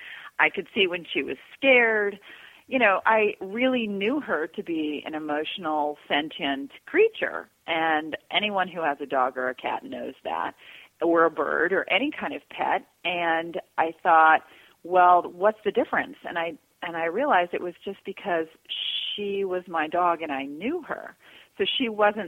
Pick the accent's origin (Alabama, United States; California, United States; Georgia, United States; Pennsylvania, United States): Georgia, United States; I grew up in Georgia